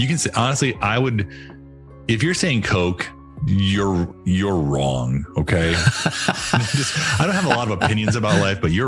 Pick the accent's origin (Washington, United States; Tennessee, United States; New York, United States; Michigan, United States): Michigan, United States; Growing up in Michigan, we said crayons